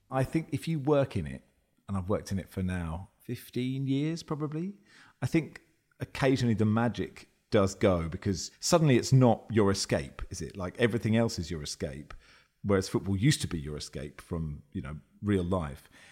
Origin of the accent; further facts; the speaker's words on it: Cambridge, East of England, United Kingdom; I grew up in Cambridge